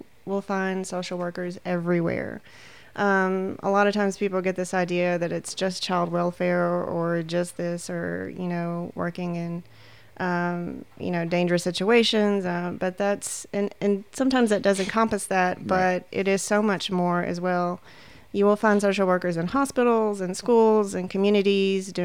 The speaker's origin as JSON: {"language": "English", "region": "Texas", "country": "United States", "also_born_or_lived": "New York City", "moved": "as an adult", "said": "I am originally from Texas."}